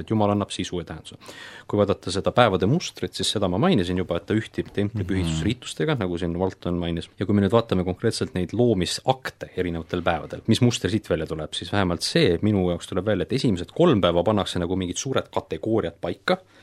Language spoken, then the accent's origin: Estonian; Estonia; me oleme siin eestlased